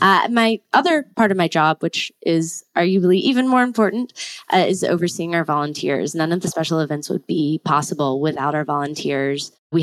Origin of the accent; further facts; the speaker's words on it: Tallahassee, Florida, United States; I'm from Tallahassee, Florida, and my background is in art history